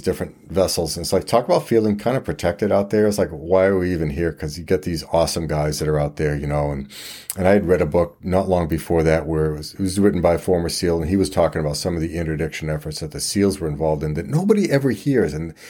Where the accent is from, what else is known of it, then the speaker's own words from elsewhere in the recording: Quebec, Canada; I just looked like I was probably on Old Orchard Beach, and I'm from Quebec, right?